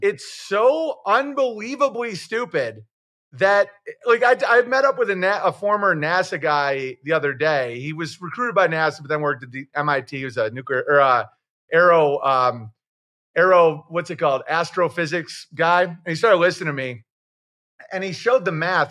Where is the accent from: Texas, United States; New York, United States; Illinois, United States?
New York, United States; Oswego; I'm from Oswego, New York